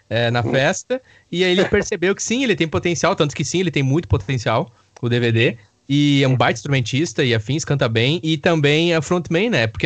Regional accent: Campo Bom, Rio Grande do Sul, Brazil; amigos que eu conheci através da música, através da cidade de onde eu nasci, me criei, que é Campo Bom.

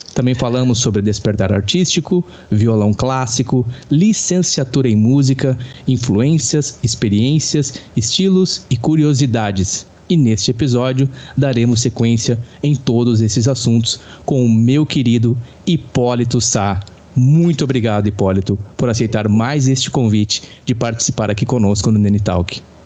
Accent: Rio Grande do Sul, Brazil; sou brasileiro com muito orgulho de ser gaúcho. Gaúcho dos Pampas do Rio Grande do Sul.

